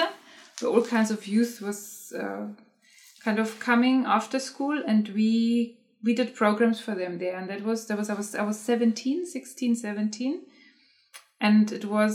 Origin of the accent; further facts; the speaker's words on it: Germany; moved away; I am originally from Germany, and I grew up in Germany, and I studied in Germany.